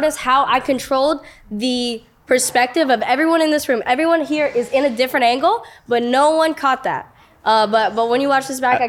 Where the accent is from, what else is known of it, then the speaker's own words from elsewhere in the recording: New York, United States; moved away as an adult; now in Los Angeles, United States; I was born in New York, and I moved to LA when I was 18